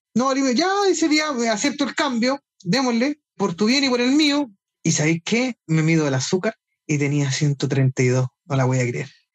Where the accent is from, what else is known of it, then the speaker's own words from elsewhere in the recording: Chile; soy chileno, casado